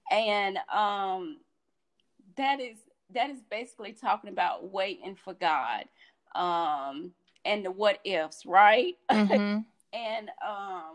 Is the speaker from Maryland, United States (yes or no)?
no; Sanford, North Carolina, United States; moved away; in my hometown. I'm from Sanford, North Carolina